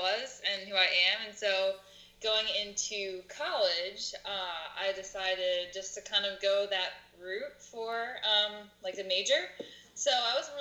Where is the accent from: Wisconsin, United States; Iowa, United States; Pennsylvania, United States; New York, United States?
Pennsylvania, United States; Telford; I'm from Telford. It's pretty local. Grown up here my whole life